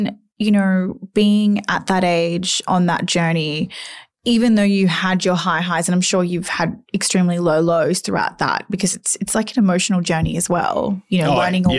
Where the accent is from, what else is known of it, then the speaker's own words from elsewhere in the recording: Cobram, Victoria, Australia; I grew up in Cobram.